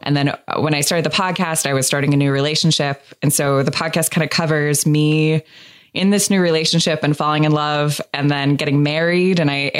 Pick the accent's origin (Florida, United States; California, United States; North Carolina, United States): California, United States; Los Angeles; because I'm from Los Angeles, we broke up in I asked for a divorce in couples therapy